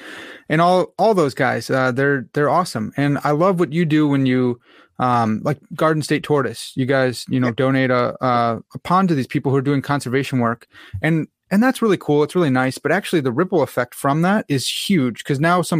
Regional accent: Lombard, Illinois, United States; We grew up in Lombard

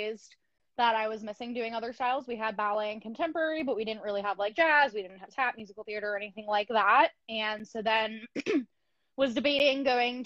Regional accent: Long Island, New York, United States; I grew up on Long Island in New York

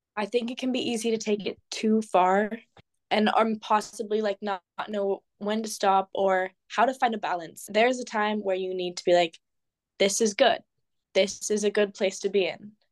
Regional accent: California, United States; moved away as an adult; now in Amsterdam, Netherlands; I'm from California, and I'm going to school in Amsterdam

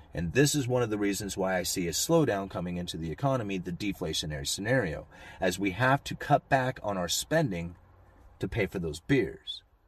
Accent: Astoria, United States; this is my hometown. I grew up here. This is where I have always lived

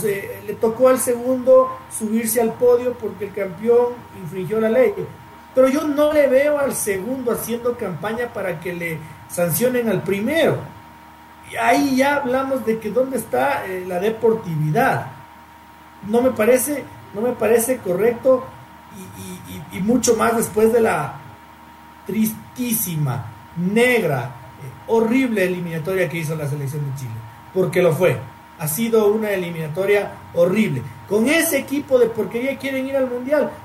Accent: Ecuador; yo soy y quiero ser ecuatoriano

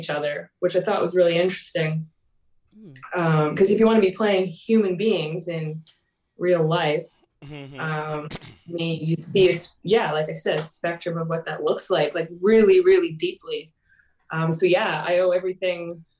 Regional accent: Grimsby, Ontario, Canada; I grew up in a small town called Grimsby, Ontario, which is like an hour outside of Toronto.

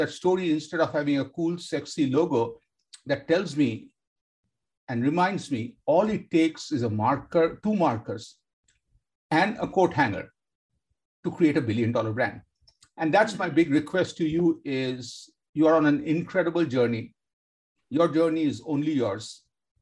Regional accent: Kolkata, West Bengal, India; I grew up in India, Kolkata, India

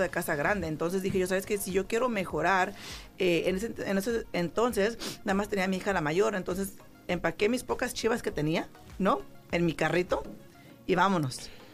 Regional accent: San Jose, California, United States; moved away as an adult; yo, yo pues soy de San José, California

